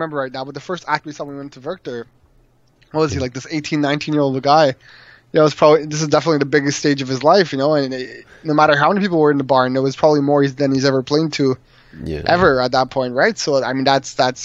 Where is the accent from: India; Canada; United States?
Canada; Montreal, Quebec; moved away; I'm originally from Montreal